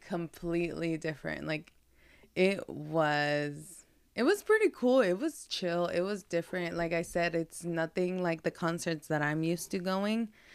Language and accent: English; Guadalajara, Jalisco, Mexico; moved away; we're from Guadalajara, Jalisco, as you know, so we're chivistas